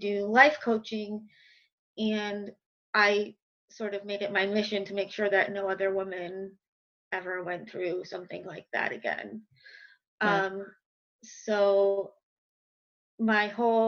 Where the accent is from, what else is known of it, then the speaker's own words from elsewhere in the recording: Westchester, New York, United States; accent: New York; now in Brooklyn, United States; I'm from New York, if you can't hear in my accent. I live in Brooklyn. I'm from Westchester, so I've been pretty much in the tri-state area my whole life.